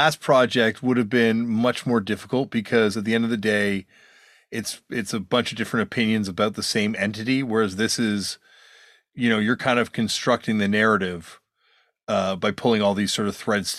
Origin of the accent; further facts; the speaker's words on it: Canada; just growing up in Canada